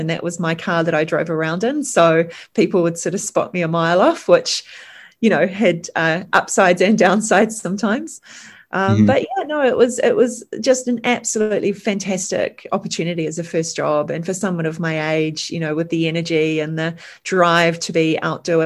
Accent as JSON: {"language": "English", "country": "New Zealand", "also_born_or_lived": "England", "said": "So my father is British. I'm a first generation Kiwi"}